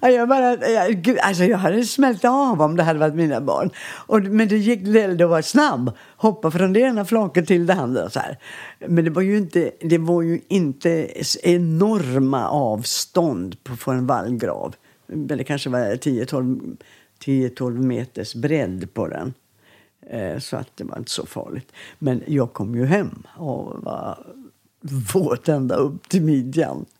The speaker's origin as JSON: {"language": "Swedish", "town": "Landskrona", "region": "Skåne", "country": "Sweden", "tie": "born or raised there", "also_born_or_lived": "Borstahusen", "accent": "Scanian", "moved": "yes", "said": "bodde vi ju i Landskrona och flyttade till ett barnrike hus"}